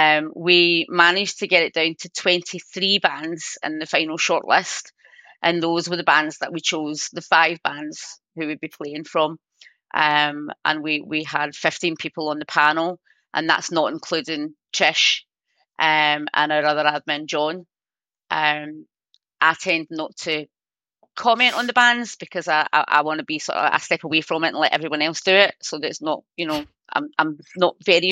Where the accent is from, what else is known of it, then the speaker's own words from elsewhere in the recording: Glasgow, Scotland, United Kingdom; I'm not going to tell you exactly where in case anybody tries to hunt me down and kill me. But yeah, I'm just going to say Glasgow.